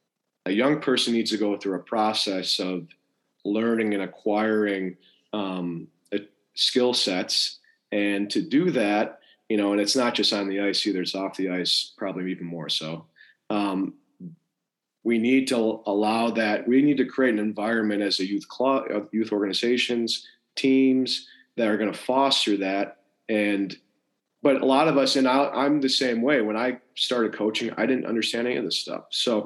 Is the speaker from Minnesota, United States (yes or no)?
no; Rochester, New York, United States; I'm lucky I had very good coaches growing up in Rochester, New York.